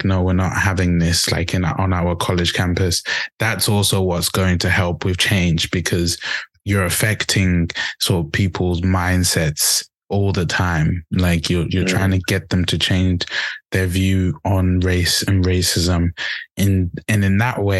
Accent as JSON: {"language": "English", "country": "Zimbabwe", "moved": "yes", "lives_now": "England, United Kingdom", "said": "back home, in Africa, and I'm from Zimbabwe."}